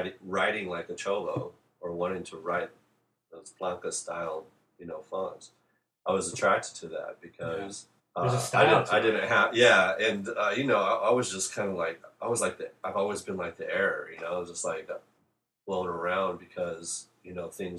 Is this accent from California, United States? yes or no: yes; San Diego, California, United States; I was born and raised in San Diego